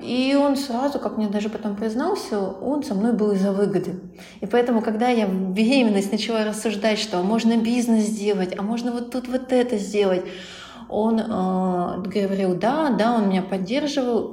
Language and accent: Russian; Kirov, Kirov Oblast, Russia; я, а, сама из Кирова